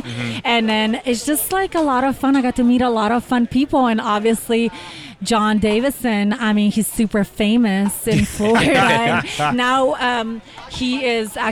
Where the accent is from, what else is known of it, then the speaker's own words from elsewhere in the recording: Slovenia; moved away as an adult; also born or lived in Texas; born and raised in Slovenia